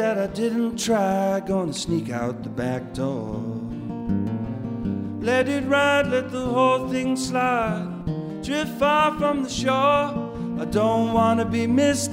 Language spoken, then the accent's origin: English; Canada; I'm Canadian